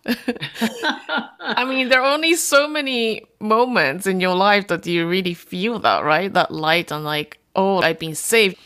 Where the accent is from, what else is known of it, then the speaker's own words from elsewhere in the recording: Japan; I'm a third generation Korean. born and raised in Japan.